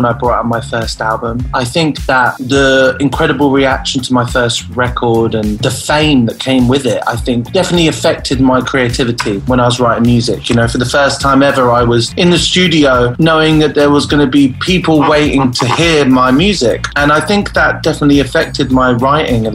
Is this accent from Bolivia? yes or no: no; United Kingdom; the horrible winters we have over here in the UK